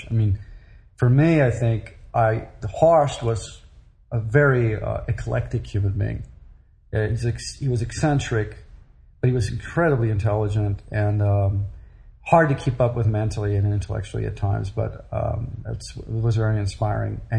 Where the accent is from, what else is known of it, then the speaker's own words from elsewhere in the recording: Chicago, Illinois, United States; also born or lived in Europe / San Francisco; I went to first grade school in San Francisco. I was born in Chicago, and that was about it. The rest of the time, I lived in Europe